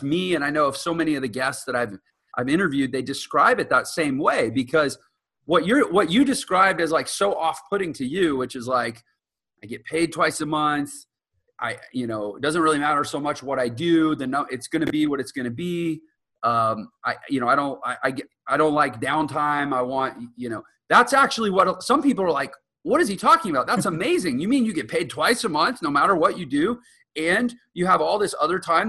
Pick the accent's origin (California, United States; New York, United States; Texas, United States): Texas, United States; now in Utah, United States; I'm from Texas and I live in Utah.